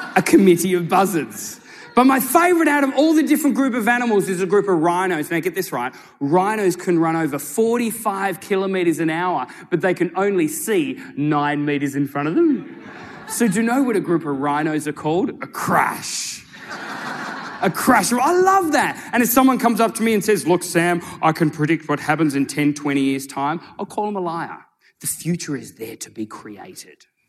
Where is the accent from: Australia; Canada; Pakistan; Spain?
Australia; Tasmania; now in Sydney, Australia; I was born and raised in Tasmania, right? Down in Australia. I now live in Sydney.